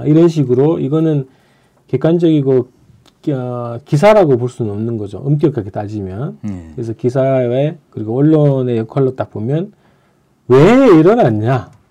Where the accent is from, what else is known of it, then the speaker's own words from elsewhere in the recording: Andong, North Gyeongsang, South Korea; 제가 그 고향이 안동이잖아요